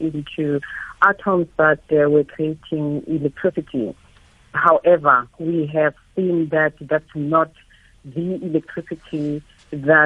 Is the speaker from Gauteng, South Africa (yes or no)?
yes; Soweto, Gauteng, South Africa; Growing up in Soweto from a poor background